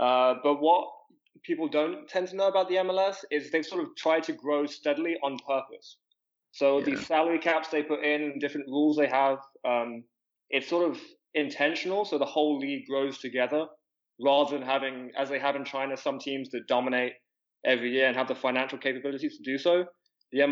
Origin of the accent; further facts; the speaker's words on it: England, United Kingdom; moved away as an adult; now in United States; I'm from England. I've been in the States for about 8 years now